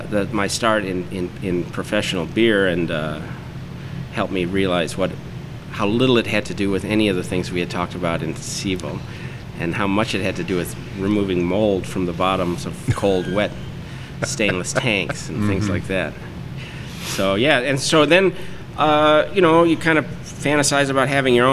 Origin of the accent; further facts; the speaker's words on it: Palatine, Illinois, United States; also born or lived in Tulsa, Oklahoma / Wisconsin; I grew up in Palatine